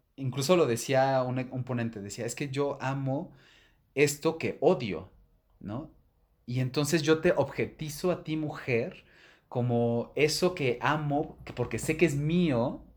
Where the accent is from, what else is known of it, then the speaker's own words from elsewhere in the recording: Mexico City, Mexico; yo me crié en Ciudad de México